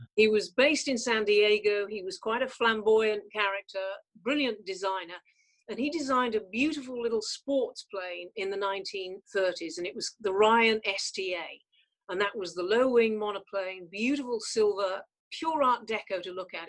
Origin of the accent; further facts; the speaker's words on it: North West England, United Kingdom; also born or lived in Canada; I did not come from a privileged background. I mean, we had a pizza restaurant in the north of England